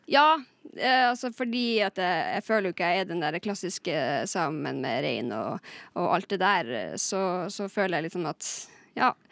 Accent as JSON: {"language": "Norwegian", "town": "Lakselv", "region": "Finnmark", "country": "Norway", "said": "Og jeg er også fra Lakselv i Finnmark."}